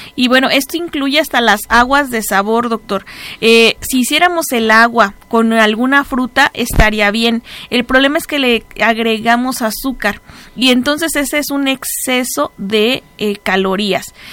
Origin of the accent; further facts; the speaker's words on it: Mexico; nosotros como raza, aquí como mexicanos